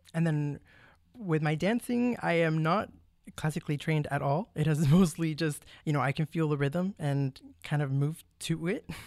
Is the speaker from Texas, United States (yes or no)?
yes; McAllen, Texas, United States; moved away as an adult; also born or lived in Mission, Texas / College Station, Texas; I was born in Mission, Texas, but I was raised in McAllen, Texas, but I lived my whole life in the Valley